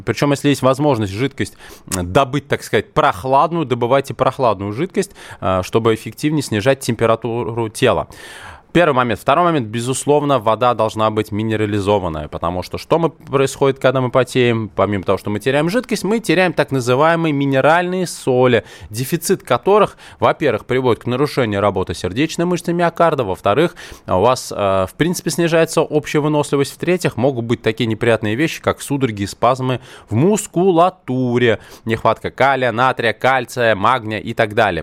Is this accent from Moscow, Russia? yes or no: yes; Moscow, Russia; я родился в Москве, у меня такое советское российское образование